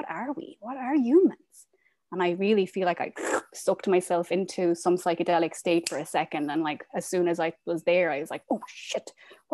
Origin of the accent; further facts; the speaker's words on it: west of Ireland, Ireland; moved away as an adult; also born or lived in Dubai / Qatar; now in Portland, United States; I am from Ireland. I'm from a small town in the west of Ireland, but I'm currently living in Portland, Oregon